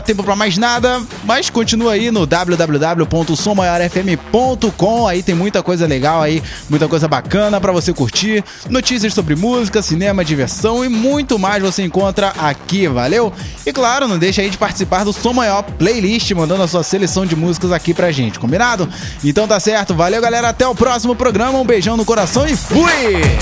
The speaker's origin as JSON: {"language": "Portuguese", "town": "Queimados", "region": "Rio de Janeiro", "country": "Brazil", "tie": "born or raised there", "said": "de Queimados, minha terra natal"}